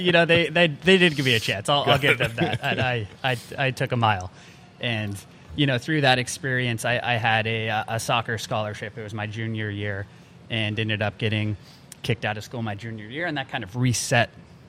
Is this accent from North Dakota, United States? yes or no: no; Albuquerque, New Mexico, United States; born and raised in Albuquerque, New Mexico